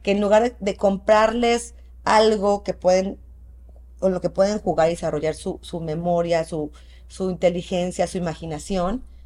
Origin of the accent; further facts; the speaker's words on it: Mexico; also born or lived in Querétaro; aquí somos mexicanos y aquí todos nos conocemos.